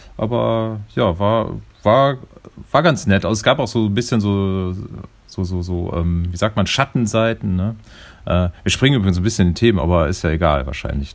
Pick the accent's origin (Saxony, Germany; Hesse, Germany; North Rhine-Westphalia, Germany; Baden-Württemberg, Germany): North Rhine-Westphalia, Germany; Neuss district; ich bin ja im Rheinland groß geworden. Also ich bin im, äh, komme aus dem Kreis Neuss